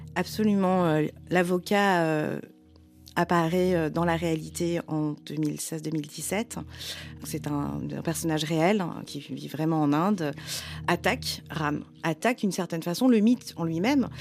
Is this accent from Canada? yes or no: no; France; J'ai grandi en France, j'ai grandi avec de la, culture occidentale